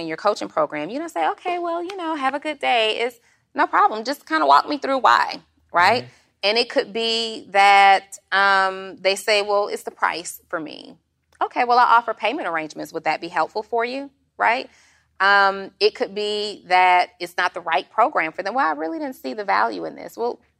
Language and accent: English; Atlanta, Georgia, United States; When people ask you, where are you from? They just want to know where you're from. I'm from Atlanta, Georgia. That's it. But my mom is from Indiana.